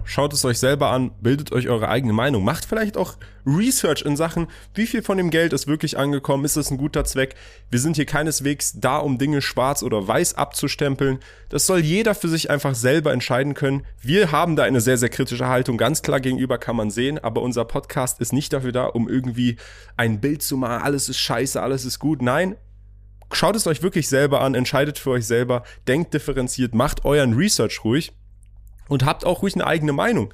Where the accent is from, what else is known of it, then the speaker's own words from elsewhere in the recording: Germany; moved away as an adult; also born or lived in Iran; now in United Arab Emirates; ich bin Iraner, aber in Deutschland aufgewachsen, wohne jetzt hier da.